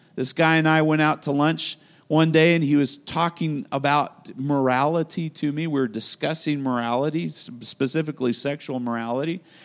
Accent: United States

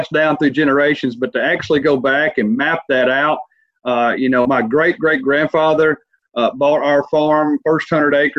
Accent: Rutherford, Tennessee, United States; Born and raised in Rutherford, Tennessee, Gibson County, south of Union City and where Discovery Park is located

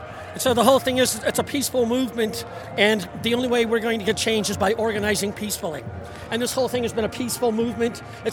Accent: South Pasadena, California, United States; I'm from South Pasadena.

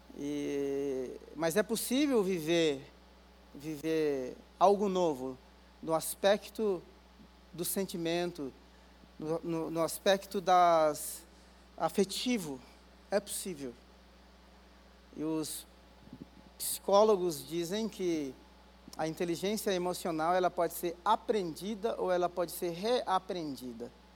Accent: Guarulhos, São Paulo, Brazil; eu sou de Guarulhos

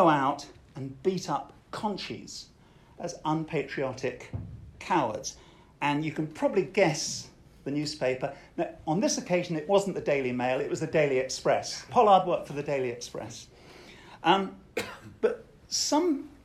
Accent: Colchester, East of England, United Kingdom; My hometown is Colchester, a military town

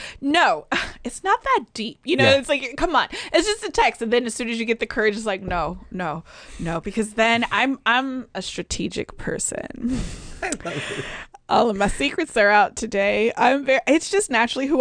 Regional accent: Atlanta, Georgia, United States; also born or lived in Chicago; I grew up in Atlanta

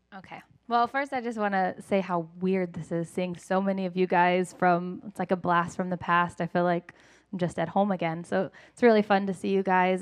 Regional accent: Lakeland, Florida, United States; moved away; I grew up here in Lakeland

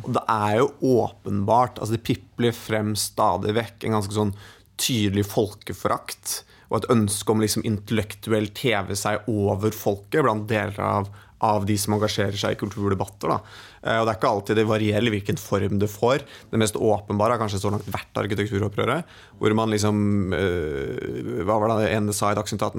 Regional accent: Hedmark, Innlandet, Norway; jeg er fra Hedmark

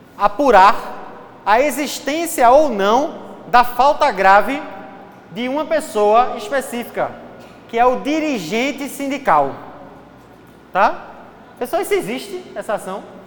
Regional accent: Recife, Pernambuco, Brazil; eu sou de Recife

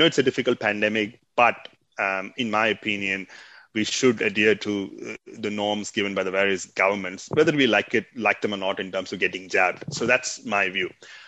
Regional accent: Australia; Australia follows the British law because we as a country, we are a British Commonwealth.

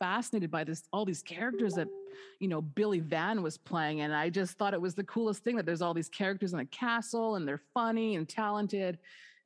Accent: Winnipeg, Manitoba, Canada; moved away as an adult; also born or lived in Dauphin, Manitoba; now in Las Vegas, United States; I'm from the North End

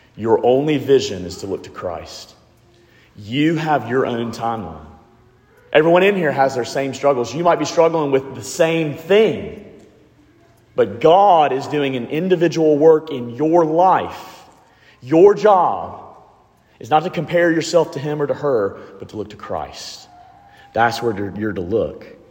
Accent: Alabama, United States; I'm from Alabama

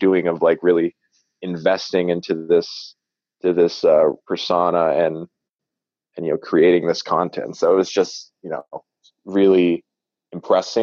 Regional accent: Manitoba, Canada; I'm from Canada. Manitoba

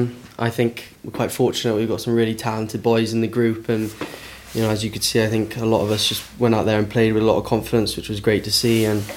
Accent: Tenby, Wales, United Kingdom; also born or lived in Llandovery; I'm from Tenby, grown up Tenby my whole life sort of, and then played with them, Tenby RFC, since I was about 5 or 6 years old, and then ended up moving to Llandovery College when I was about 14, 15.

